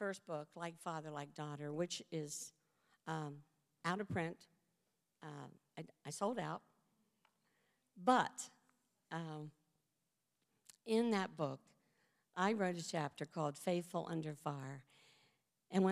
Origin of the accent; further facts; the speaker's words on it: West Virginia, United States; moved away; also born or lived in Georgia; When we lived in Georgia, I'm from West Virginia.